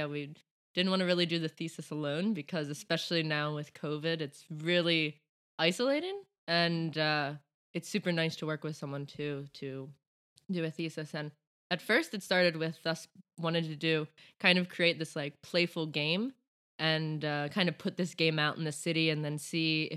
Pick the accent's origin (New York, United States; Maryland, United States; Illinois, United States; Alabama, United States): Maryland, United States; around Baltimore and DC; moved away as an adult; now in Stockholm, Sweden; I am from the US, from around Baltimore and DC, right between those two